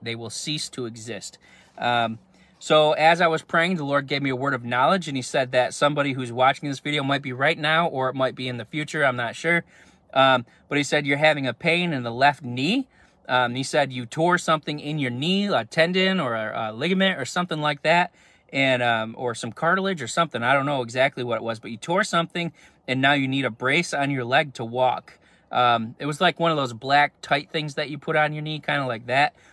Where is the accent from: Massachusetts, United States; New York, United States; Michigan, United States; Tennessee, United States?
New York, United States; I'm from New York